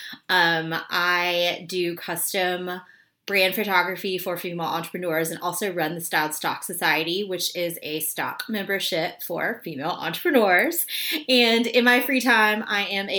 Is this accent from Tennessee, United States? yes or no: yes; Memphis, Tennessee, United States; moved away as an adult; also born or lived in Washington, D.C.; now in New York, United States; I grew up in Memphis.